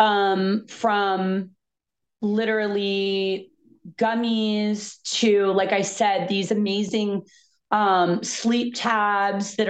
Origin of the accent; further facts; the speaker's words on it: Fort Lauderdale, Florida, United States; also born or lived in East Coast; now in California, United States; I grew up in Fort Lauderdale in the 80s.